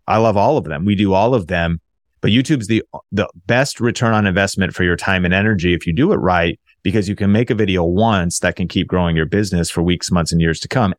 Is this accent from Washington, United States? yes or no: yes; Marysville, Washington, United States; also born or lived in Seattle, Washington / Arlington, Washington; I was born in Seattle. I actually grew up north of Seattle in Marysville, Washington, in Arlington, Washington